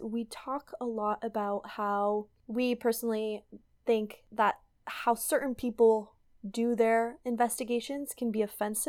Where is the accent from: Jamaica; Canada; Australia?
Canada; L'Orignal, Ontario; So I grew up in L'Orignal